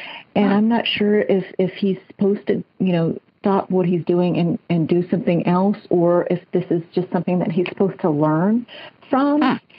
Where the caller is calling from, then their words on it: Moorpark, California, United States; I'm calling from Moore Park, California, Southern California, near L.A.